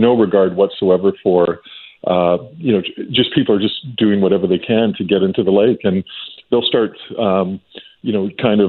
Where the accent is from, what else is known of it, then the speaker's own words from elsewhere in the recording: British Columbia, Canada; we all as a British Columbians